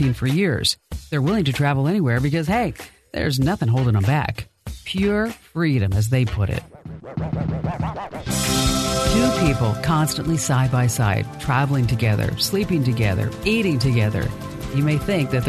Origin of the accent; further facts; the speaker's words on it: New Jersey, United States; I'm really from New Jersey